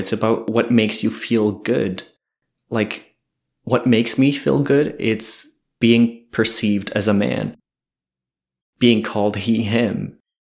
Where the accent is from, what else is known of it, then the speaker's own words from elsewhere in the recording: Kedgewick, New Brunswick, Canada; moved away as an adult; also born or lived in Edmundston; now in Moncton, Canada; I'm originally from Kedgewick. I lived in Edmundston a bit for a couple of years, and then I moved here in Moncton this summer